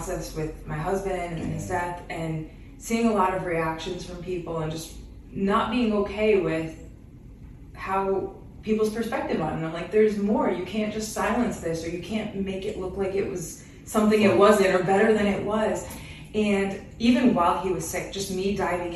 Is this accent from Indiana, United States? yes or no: no; Western Massachusetts, United States; moved away as an adult; now in Boston, United States; we're from Western Mass